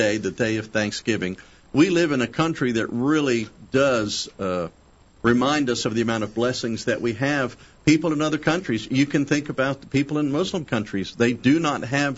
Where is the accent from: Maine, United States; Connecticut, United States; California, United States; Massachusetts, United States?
Massachusetts, United States; moved away; where I grew up in Massachusetts